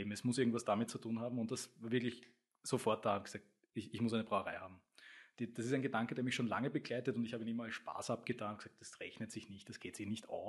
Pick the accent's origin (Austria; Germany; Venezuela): Austria; Stammersdorf, Vienna; Ich komme aus Stammersdorf